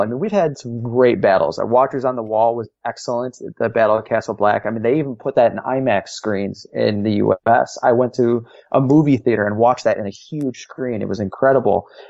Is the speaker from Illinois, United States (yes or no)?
yes; Chicago, Illinois, United States; I'm from Chicago.